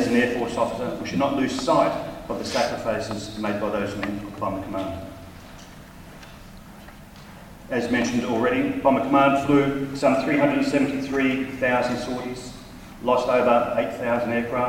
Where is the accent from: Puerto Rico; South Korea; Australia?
Australia; As an Australian, 460 Squadron resonates with me